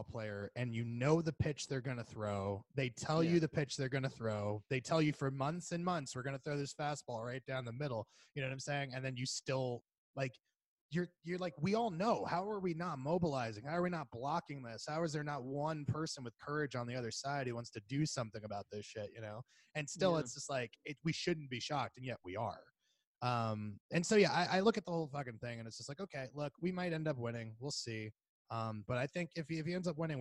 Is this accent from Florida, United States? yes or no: yes; Florida, United States; moved away; we're both from Florida.